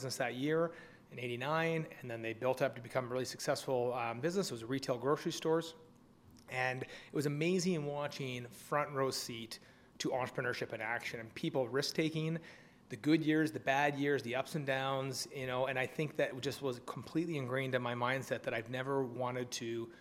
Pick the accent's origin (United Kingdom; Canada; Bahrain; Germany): Canada; we're both Canadian.